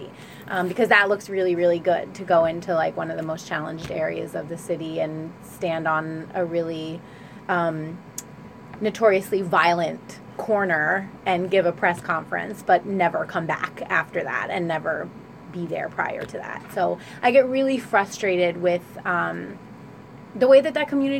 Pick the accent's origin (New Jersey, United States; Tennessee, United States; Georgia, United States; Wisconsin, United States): New Jersey, United States; Trenton; I grew up in Wilbur section on Garfield Avenue